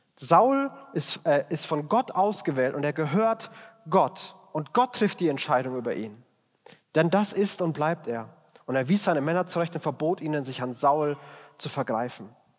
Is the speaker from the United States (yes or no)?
no; Germany; als Deutscher